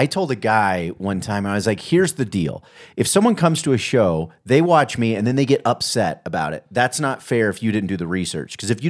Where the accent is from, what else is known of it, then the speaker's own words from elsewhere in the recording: Kansas City, United States; I grew up in Kansas City.